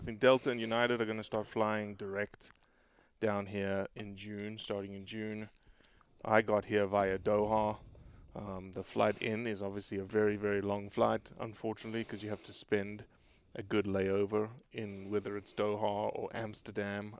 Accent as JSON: {"language": "English", "country": "South Africa", "moved": "yes", "said": "I'm South African"}